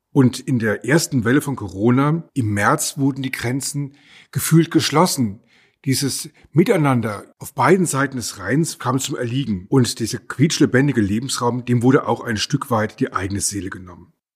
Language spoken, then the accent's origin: German; near Heidelberg, Baden-Württemberg, Germany; Ich komme aus der Nähe von Heidelberg